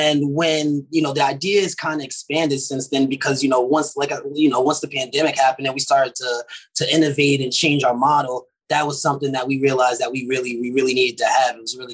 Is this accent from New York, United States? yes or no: no; Pittsburgh, Pennsylvania, United States; born there; And I was born in Pittsburgh, Pennsylvania, and I just had a traveling family.